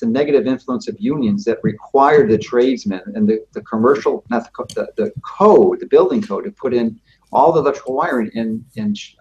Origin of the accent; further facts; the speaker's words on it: Chicago, Illinois, United States; I'm happen to have been born and raised in Chicago